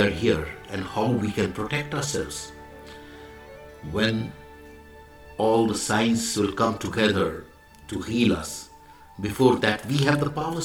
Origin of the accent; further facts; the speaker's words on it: India; I am the Indian monk.